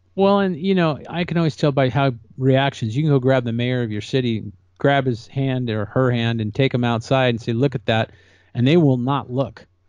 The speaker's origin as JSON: {"language": "English", "region": "California", "country": "United States", "tie": "born or raised there", "said": "that's my home state. I love California."}